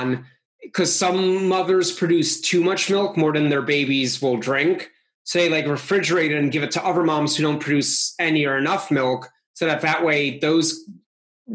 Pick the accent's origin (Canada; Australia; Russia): Russia; now in United States; I was born in Russia